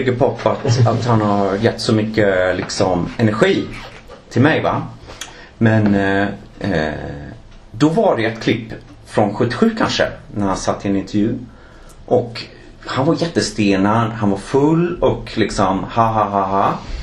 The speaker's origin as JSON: {"language": "Swedish", "town": "Gothenburg", "region": "Västra Götaland", "country": "Sweden", "moved": "yes", "lives_now": "Stockholm, Sweden", "said": "jag är från Göteborg"}